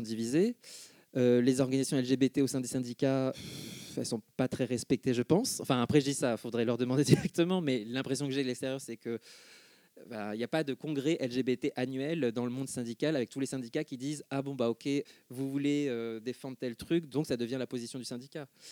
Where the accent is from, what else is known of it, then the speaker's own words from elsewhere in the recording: Argenteuil, Île-de-France, France; J'ai grandi à Argenteuil, en gros. Hein, je suis né à puis vers 7 ans, on a déménagé à Argenteuil